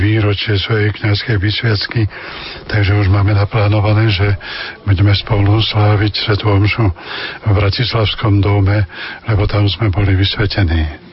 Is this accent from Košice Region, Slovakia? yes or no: yes; Spišské Vlachy, Košice Region, Slovakia; moved away as an adult; also born or lived in Levoča / Hnilec / Zázrivá / Tvrdošín; u nás vo Vlachov bol taký nepísaný zákon, že chlapec mohol ministrovať až keď bol na prvom svetom príjmaní, teda po druhej triede, tak aj ja som hneď začal ministrovať